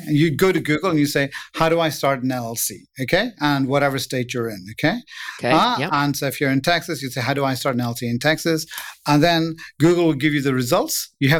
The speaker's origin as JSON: {"language": "English", "region": "England", "country": "United Kingdom", "moved": "yes", "lives_now": "United States", "said": "And so I came from England. So when I came to the U.S., I have no idea how to start a business in the U.S. or anything at all."}